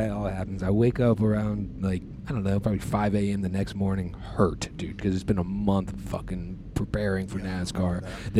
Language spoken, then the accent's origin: English; Annapolis, Maryland, United States; I was like, I've never been this far over the bridge. I'm from Annapolis.